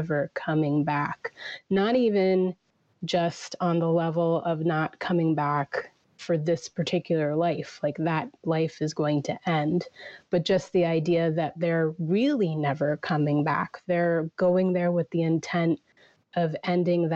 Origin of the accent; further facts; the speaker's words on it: Virginia, United States; I was born in Virginia, you know, raised in America